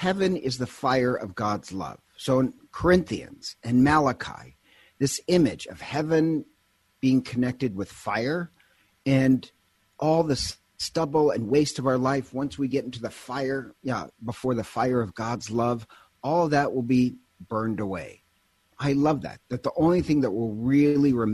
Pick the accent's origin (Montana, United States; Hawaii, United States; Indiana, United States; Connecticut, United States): Montana, United States; I'm originally from Montana